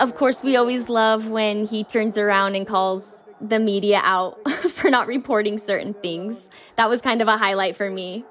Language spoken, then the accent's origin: English; Idaho, United States; we're three women from Idaho